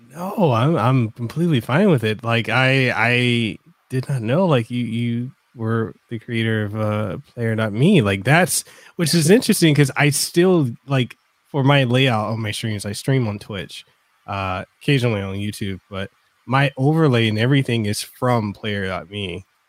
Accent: Samoa; English is a second language; now in Hawaii, United States; i'm originally from western samoa so for me english isn't my native language

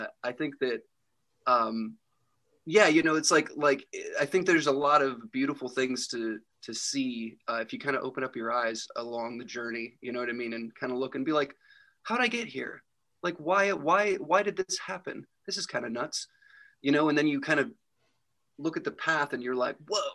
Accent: Jersey Shore, Pennsylvania, United States; But the town that I'm actually from is like 10 minutes away from Williamsport, and it's Jersey Shore, Pennsylvania

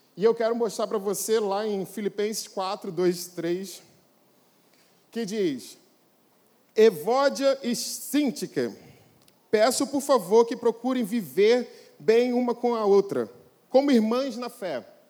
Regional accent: Brazil; nós somos brasileiros

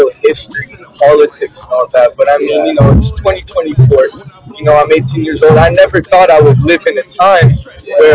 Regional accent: Los Angeles, California, United States; I'm from LA. I've been to LA, you know, I'm moving around there my whole life. California. That's where I've been my whole life.

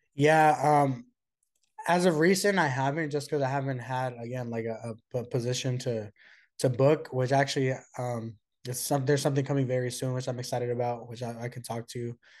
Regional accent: Oakland, California, United States; I was born and raised in the Bay Area from Oakland

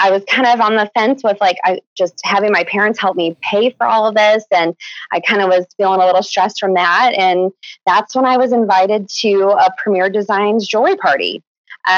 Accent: Chicago, Illinois, United States; now in Kansas City, United States; I'm actually originally from Chicago

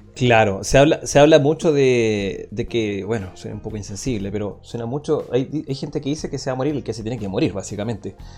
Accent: San Bernardo, Santiago Metropolitan Region, Chile; also born or lived in Padre Hurtado; yo soy eh, nacido y criado en San Bernardo

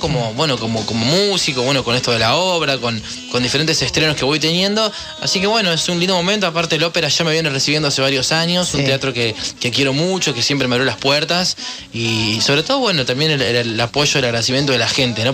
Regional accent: Córdoba, Argentina; soy cordobés

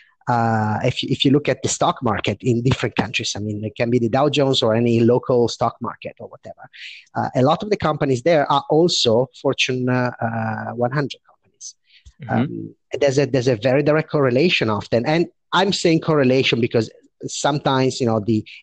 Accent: Italy; moved away as an adult; also born or lived in London, United Kingdom / Paris, France; came back to my country, which is Italy. I'm speaking from Milan now

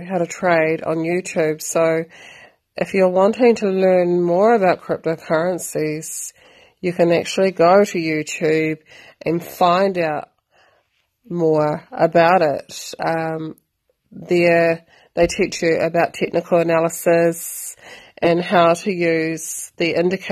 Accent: New Zealand; I am from New Zealand.

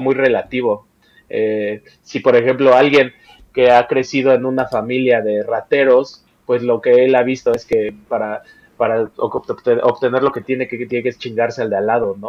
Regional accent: Mexico

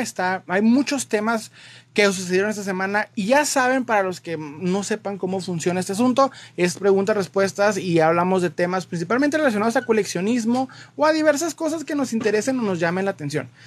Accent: Mexico; nosotros como latinoamericanos, como mexicanos, para ser más específico

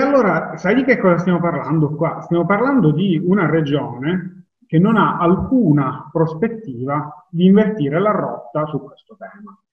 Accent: Palermo, Sicily, Italy; io ed Alessandro siamo di Palermo

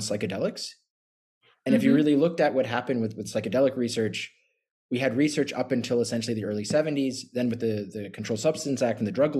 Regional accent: United States; I'm an American as well

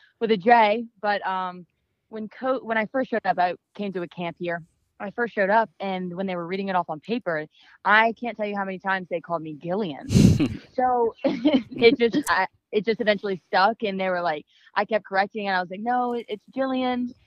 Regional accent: West Virginia, United States; My hometown, it's small. When you think of West Virginia, literally that's probably how you think of where I live.

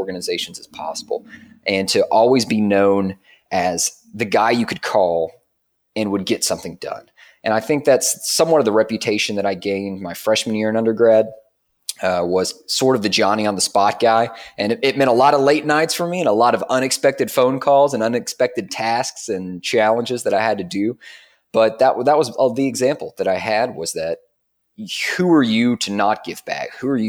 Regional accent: Dayton, Tennessee, United States; Well, Dayton, Tennessee, I mean, I'm sure a lot of people that may be listening who grew up in a small town, they can definitely relate or at least understand.

